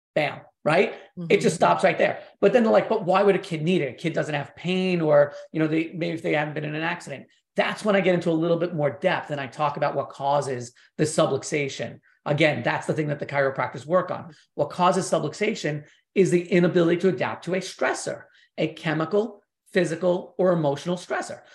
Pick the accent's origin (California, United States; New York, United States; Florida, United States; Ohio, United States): New York, United States; growing up in New York